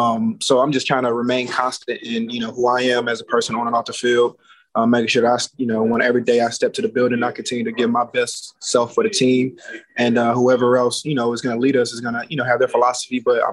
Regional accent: Atlanta, Georgia, United States; also born or lived in Alabama / Miami / Arizona; now in Las Vegas, United States; I'm from Atlanta, so it may snow like once a year there, if not at all in like the next couple years type. And then I lived in Alabama

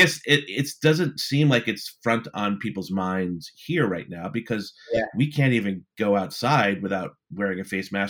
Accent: United States; as an American

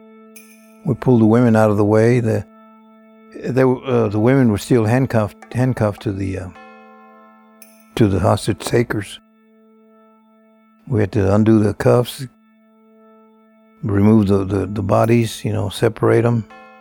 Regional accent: small Texas town, United States; It was in a small town, typical small Texas town

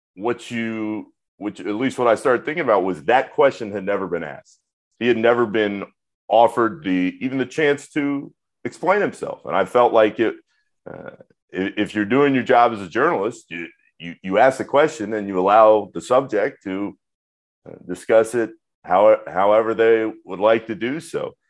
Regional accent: Orlando, Florida, United States; growing up in Orlando

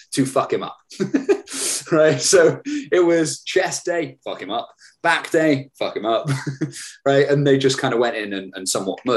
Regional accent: Hereford, West Midlands, United Kingdom; back in my hometown in Hereford

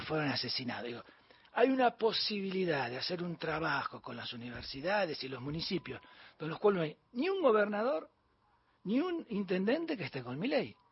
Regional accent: Bahía Blanca, Buenos Aires Province, Argentina; also born or lived in Punta Alta; yo soy de Bahía Blanco de Punta Alta

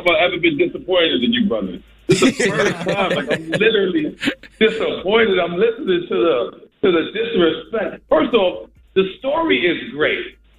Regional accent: Queens, New York, United States; now in Miami, United States; I love being from Queens. I lived in Miami for the past 14 years, but I love being from Queens.

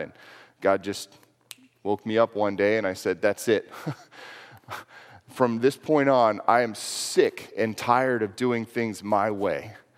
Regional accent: Houston, Texas, United States; moved away as an adult; I grew up in Houston, Texas, actually. Lived there until I was eighteen years old

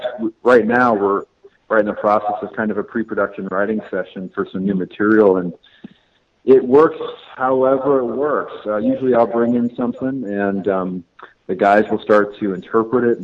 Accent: Seattle, Washington, United States; I grew up actually DJing around Seattle

